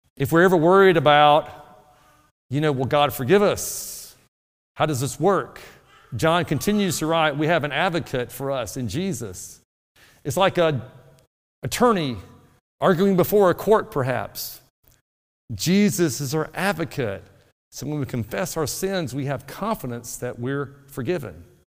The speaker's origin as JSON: {"language": "English", "region": "North Alabama", "country": "United States", "tie": "born or raised there", "moved": "yes", "said": "Where I grew up in North Alabama, the soil was really good for tomatoes"}